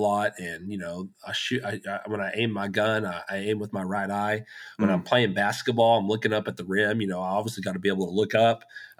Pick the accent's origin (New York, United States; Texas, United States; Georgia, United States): Texas, United States; West; I grew up in West Texas, talked about the days on the cotton farm